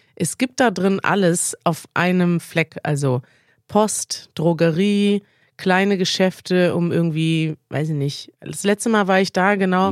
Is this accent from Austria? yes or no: no; Russia; German is a second language; ich bin 16 Jahre alt und ich bin in Russland geboren